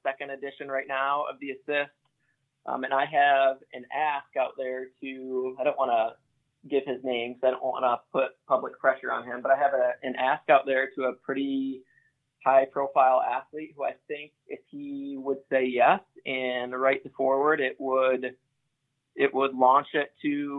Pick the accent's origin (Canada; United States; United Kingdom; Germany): United States; Grand Rapids, Michigan; I grew up in a Christian home. I'm from Grand Rapids, Michigan. So I grew up going to church